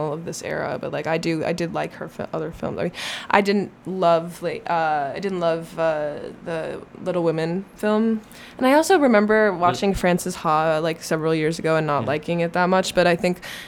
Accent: Minnesota, United States; I want to like leave this small town, except I'm from Minnesota

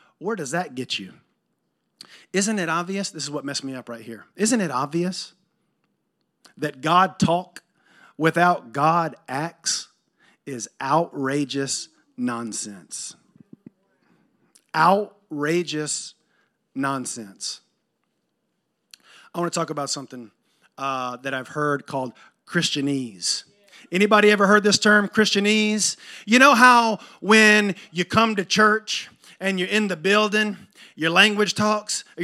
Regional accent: Thomasville, Georgia, United States; also born or lived in Jacksonville, Florida / Atlanta, Georgia / Nashville, Tennessee / Virgin Islands; now in Tallahassee, United States; I grew up in Thomasville, and I wound up in Tallahassee, but I moved around a lot.

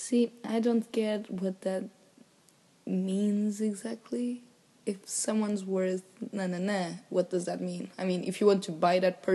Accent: Portugal; moved away; When I came over from Portugal to here

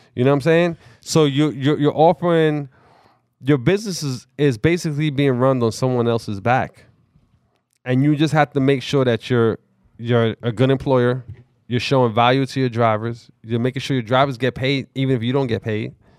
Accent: New York City, New York, United States; I grew up in the Bronx

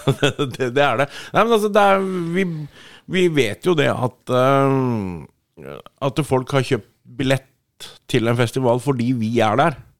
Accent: Sandefjord, Vestfold, Norway; now in Årnes, Norway; jeg er fra Sandefjord, men jeg kom bo på, i Skærbygda, rett ved Årnes nå

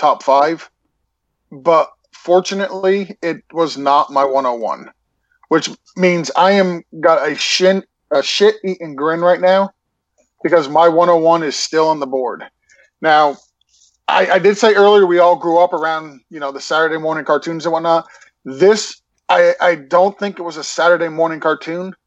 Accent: Massachusetts, United States; moved away; to live up in Massachusetts. We used to go around, collect the aluminum cans and the Coke bottles. And in Massachusetts, when I was young

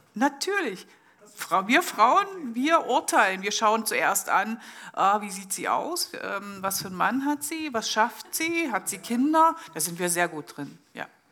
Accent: Germany; now in Switzerland; ich komme ursprünglich aus Deutschland

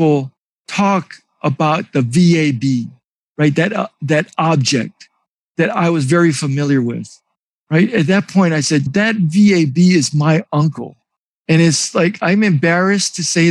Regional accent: Hawaii, United States; moved away as an adult; I'm from Hawaii. I remember growing up that I had an uncle

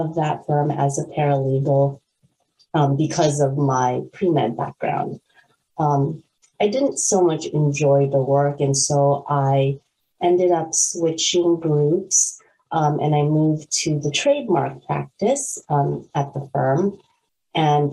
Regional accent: California, United States; moved away as an adult; also born or lived in North Carolina / Washington, District of Columbia, United States; now in Maryland, United States; I'm actually from California

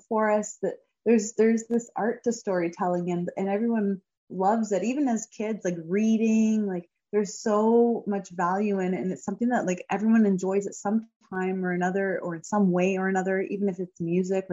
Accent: Hamilton, Ontario, Canada; performing as an anthem singer in front of nearly 40,000 people in my hometown at the Hamilton Tiger Cats CFL game

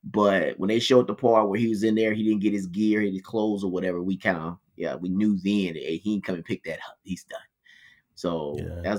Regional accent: Philadelphia, Pennsylvania, United States; Yeah. Oh, I remember that 17th part. Street. I ain't, yeah, I'm from

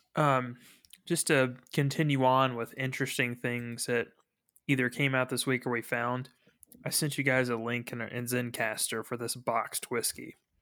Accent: Frankfort, Kentucky, United States; I'm from Frankfurt

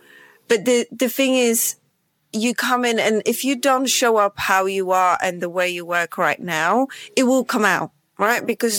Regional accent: Poland; English is a second language; So I'm Polish and my accent is just confused, right? So it has all sorts of different accents within it.

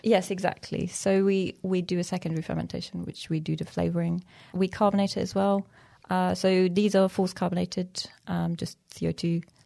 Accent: Iran; moved away; also born or lived in Afghanistan; Originally, I'm from Afghanistan, And I grew up in Iran

